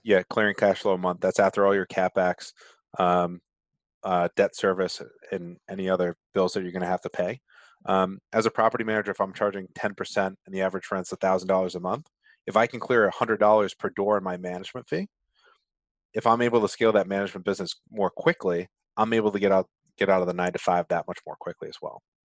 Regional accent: Rhode Island, United States; accent: Rhode Island; my Rhode Island accent

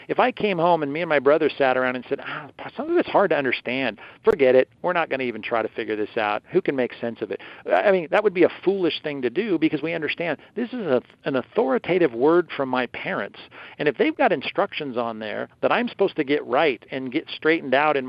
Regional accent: Long Beach, California, United States; And I remember as a kid growing up in Long Beach, California

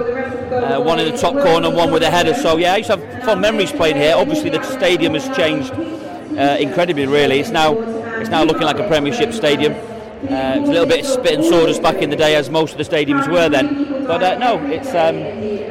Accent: England, United Kingdom; accent: English; my parents are both Irish, brought up in an Irish background, although with an English accent

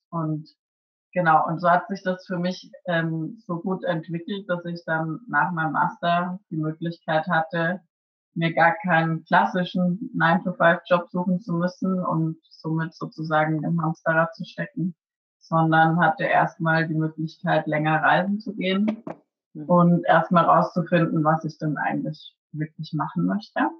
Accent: Würzburg, Bavaria, Germany; now in Cologne, Germany; bin gebürtig aus Würzburg und lebe jetzt aktuell in Köln.

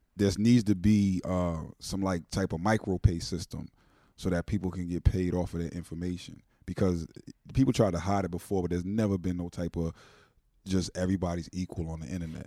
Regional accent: Wilmington, Delaware, United States; I'm from Wilmington, Delaware

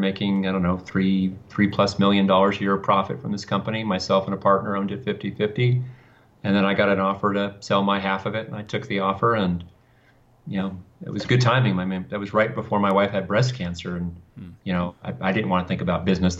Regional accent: Thousand Oaks, California, United States; also born or lived in Westlake Village, California; In California, in a place called Thousand Oaks, California.

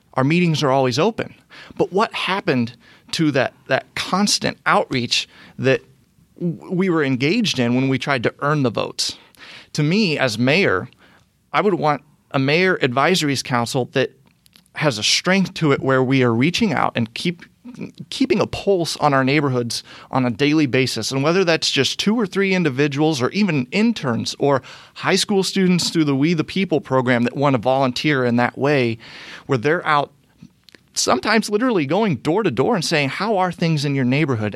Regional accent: Brownsburg, Indiana, United States; also born or lived in Fishers, Indiana; I am a a lifelong Hoosier. I was born and raised in Brownsburg on the west side of Indianapolis

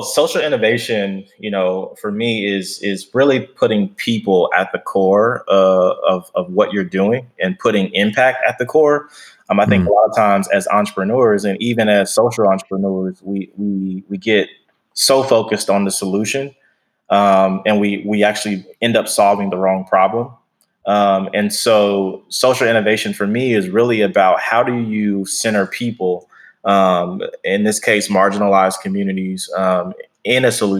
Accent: Wichita, Kansas, United States; now in Texas, United States; so I'm originally from Kansas, Wichita, Kansas. And my family moved here in about 2008

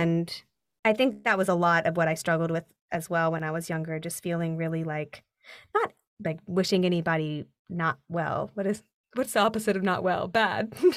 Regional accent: Nashville, Tennessee, United States; moved away as an adult; also born or lived in Chapel Hill, North Carolina; now in New York, United States; I did regional theater growing up in Nashville

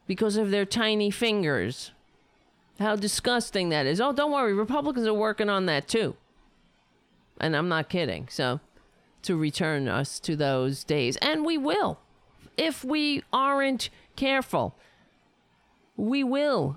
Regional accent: United States; I'm an American

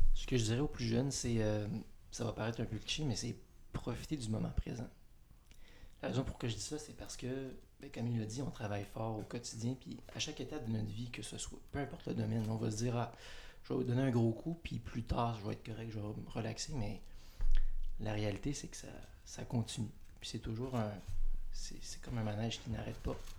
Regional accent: Montreal region, Quebec, Canada; moved away; moi, je viens de, la région de Montréal.

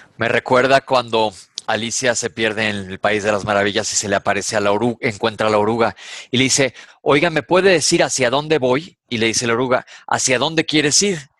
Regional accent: Mexico; Aquí en México decimos

